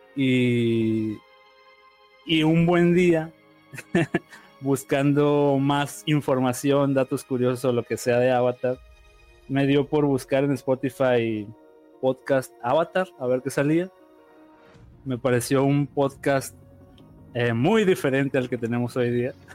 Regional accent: Sinaloa, Mexico; yo soy de México, soy de Sinaloa

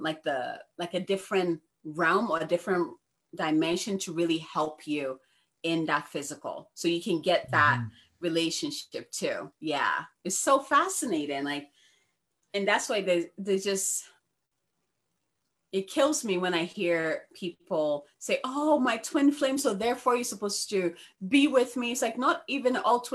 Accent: Ghana; now in United States; I was born and raised in Ghana

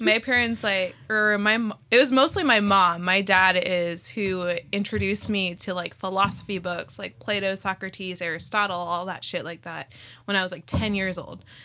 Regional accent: Scottsdale, Arizona, United States; first language Spanish; English is a second language; also born or lived in Whittier, California; now in Los Angeles, United States; I was born in Whittier, California, and then I was raised in Scottsdale, Aris-, Arizona

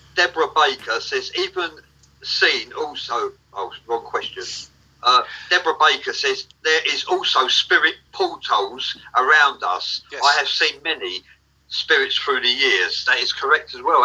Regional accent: England, United Kingdom; I'm from England

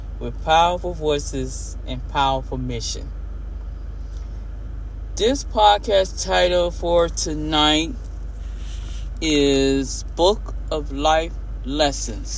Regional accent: Homestead, Florida, United States; moved away as an adult; I was living and growing up in Homestead, Florida City

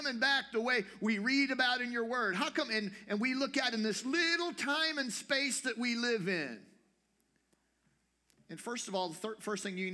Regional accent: United States; as an American

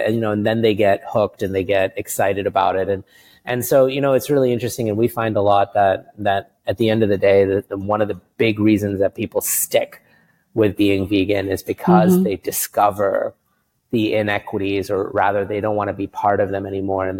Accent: New York City, New York, United States; moved away as an adult; also born or lived in India / California; now in Singapore; we moved to the States. It was my brother and I and my mom and dad in 1985. And we grew up in Queens in New York City

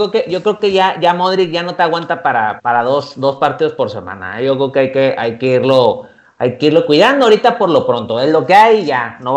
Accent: Mexico; por lo menos es lo que quisieras ver nosotros como técnicos mexicanos.

